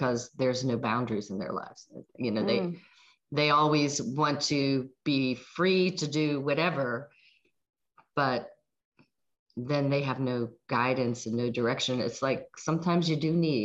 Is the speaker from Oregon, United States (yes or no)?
no; Pittsburgh, Pennsylvania, United States; moved away as an adult; I was born in Pittsburgh, Pennsylvania